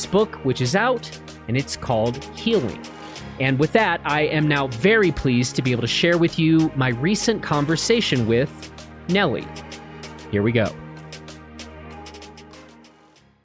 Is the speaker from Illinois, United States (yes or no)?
yes; Chicago, Illinois, United States; moved away; I'm from Chicago originally.